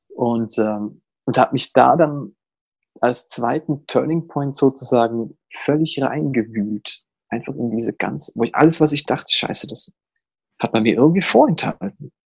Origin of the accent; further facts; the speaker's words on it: Zurich, Switzerland; ich komme aus Zürich